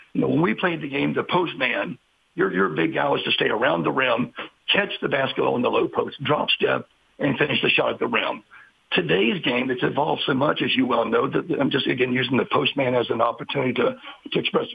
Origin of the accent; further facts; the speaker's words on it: Parkersburg, West Virginia, United States; moved away as an adult; also born or lived in Glenville, West Virginia; now in Martinsburg, United States; I'm originally from Parkersburg, West Virginia